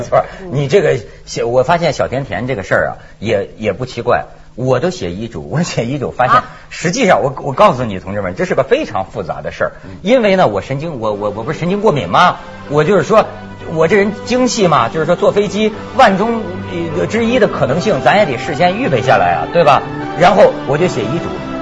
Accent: Shijiazhuang, Hebei, China; now in Hong Kong; 还在我的老家，在石家庄

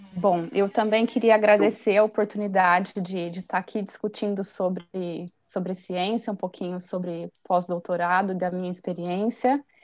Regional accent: Brazil; moved away as an adult; eu vim como brasileira.

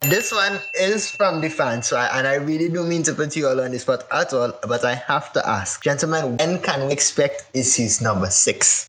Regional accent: Trinidad & Tobago; I was as a Trinidadian

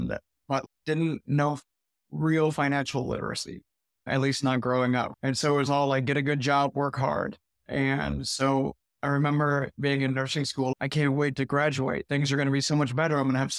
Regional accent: California, United States; moved away as an adult; also born or lived in Arizona; Yeah, I left California when I was 19, moved to Arizona because my mom lived there or had moved there, and lived all over Arizona for 12 years.

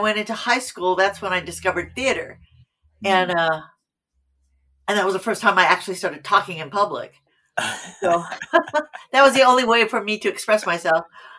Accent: Fresno, California, United States; now in Los Angeles, United States; I'm from Fresno, California.

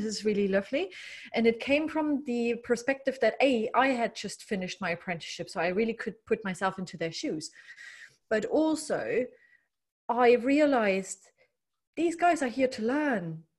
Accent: Germany; English is a second language; I grew up in East, former communist Germany.

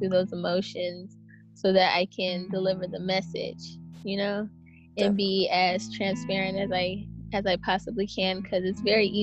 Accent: Berkeley, California, United States; born or raised there

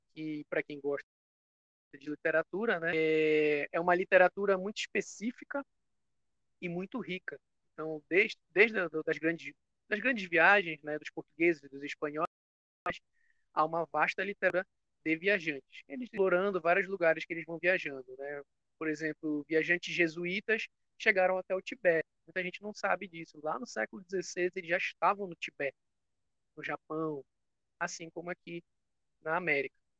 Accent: Belém, Pará, Brazil; Sou aqui de Belém do Pará

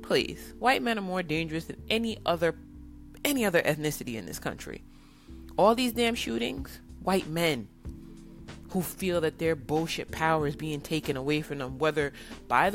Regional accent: New York City, New York, United States; I grew up in New York City

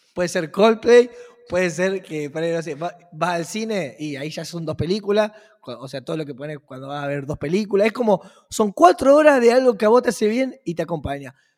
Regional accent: Argentina; mi país, en la Argentina

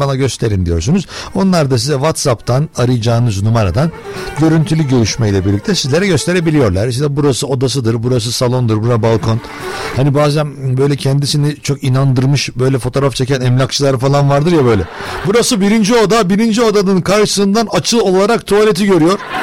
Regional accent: Turkey

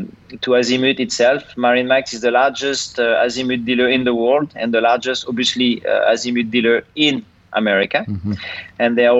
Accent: Angers, Pays de la Loire, France; moved away; also born or lived in Brittany; I come from a city called Angers, which is in the western part of France

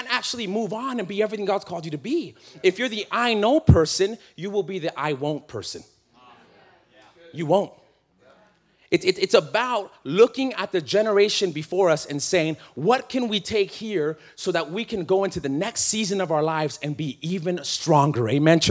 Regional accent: California, United States; I'm from California

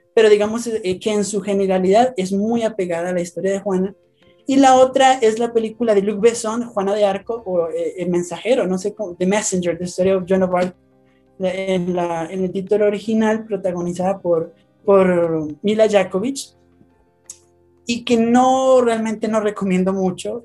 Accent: Colombia; now in Bogotá, Colombia; soy de Colombia, les, hablo desde Bogotá, Colombia

